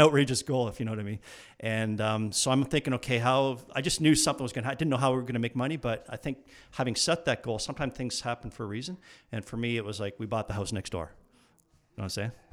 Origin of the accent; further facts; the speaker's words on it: Burlington, Ontario, Canada; I wanted to move back to Burlington, which was my hometown